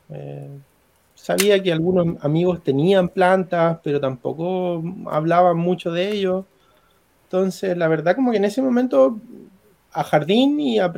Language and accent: Spanish; Maipú, Santiago Metropolitan Region, Chile; soy de Maipú.